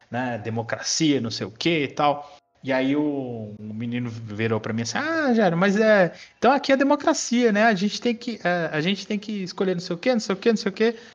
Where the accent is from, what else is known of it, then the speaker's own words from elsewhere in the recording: São Paulo, Brazil; Eu, eu, assim, eu apesar de morar em Minas, eu sou paulistano, né?